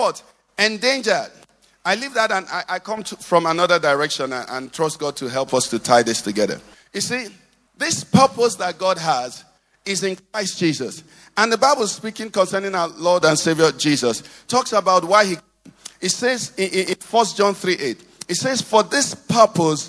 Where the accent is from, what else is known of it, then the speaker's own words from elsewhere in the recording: Nigeria; I'm Nigerian.